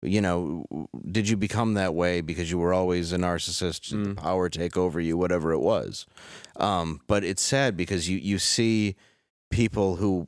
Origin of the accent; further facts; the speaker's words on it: Detroit, Michigan, United States; growing up in Detroit where I did